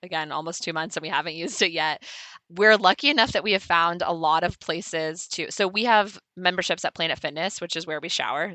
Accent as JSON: {"language": "English", "region": "California", "country": "United States", "said": "I'm from California"}